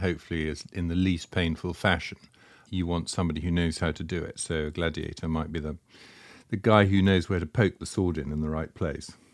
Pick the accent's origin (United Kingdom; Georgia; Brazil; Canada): United Kingdom; accent: Britannic; my dreadful Britannic accent